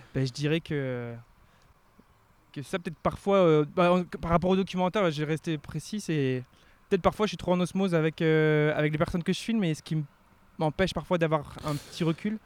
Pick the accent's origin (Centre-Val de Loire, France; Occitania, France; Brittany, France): Brittany, France; Finistère Nord, near Brest; moved away as an adult; also born or lived in Rennes / Quebec; j'ai grandi à la Narvili. Alors, Donc, euh, c'est un petit village